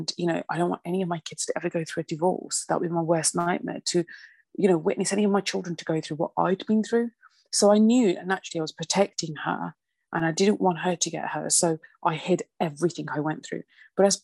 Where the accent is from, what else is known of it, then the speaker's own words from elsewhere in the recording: Birmingham, West Midlands, United Kingdom; obviously I was from Birmingham